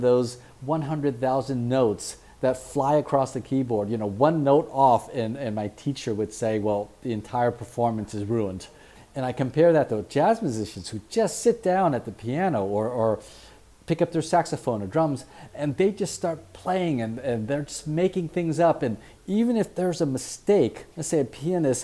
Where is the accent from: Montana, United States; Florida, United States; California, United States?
California, United States; San Francisco; I grew up in San Francisco